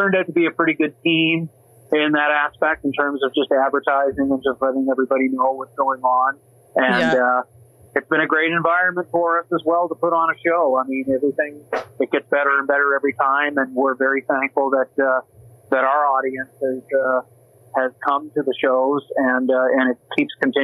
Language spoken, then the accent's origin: English; Saint John, New Brunswick, Canada; also born or lived in Grand Bay, New Brunswick / Toronto, Canada; now in Calgary, Canada; I'm originally from the Maritimes. I'm from St. John, New Brunswick originally, Grand Bay as well.